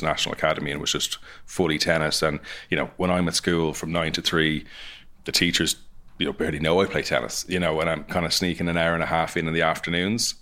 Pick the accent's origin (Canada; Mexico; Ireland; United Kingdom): Ireland; coming from Ireland